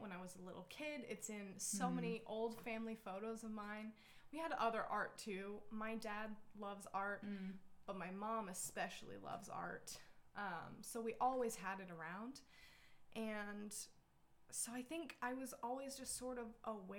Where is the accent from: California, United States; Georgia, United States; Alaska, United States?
Alaska, United States; also born or lived in Utah / Kodiak, Alaska / Kenai, Alaska; now in Fairbanks, United States; So I was originally born in Utah, but I grew up mostly in Alaska